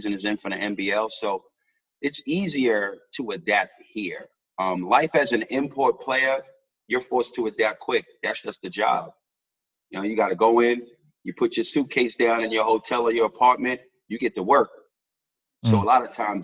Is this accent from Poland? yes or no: no; New York City, New York, United States; moved away as an adult; now in Australia; I'm from New York City, I'm from the Bronx